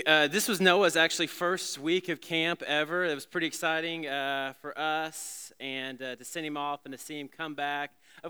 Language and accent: English; Alabama, United States; some kid songs when I was back in the day growing up in Alabama.